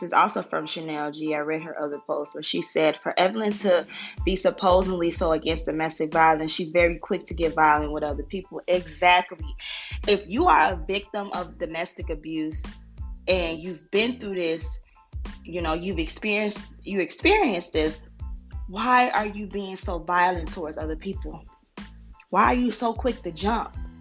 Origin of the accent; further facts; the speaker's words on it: Chicago, Illinois, United States; I'm from Chicago